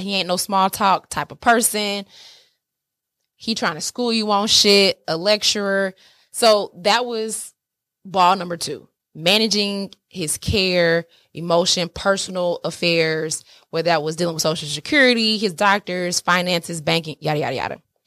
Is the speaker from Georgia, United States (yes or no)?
yes; Atlanta, Georgia, United States; moved away; I'm from Atlanta, SWAT's all day. Y'all know I, that's my city